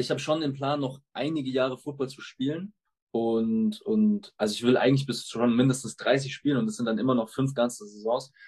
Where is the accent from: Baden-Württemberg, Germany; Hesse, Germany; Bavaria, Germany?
Bavaria, Germany; Munich; die Franchise meiner Heimatstadt mit aufzubauen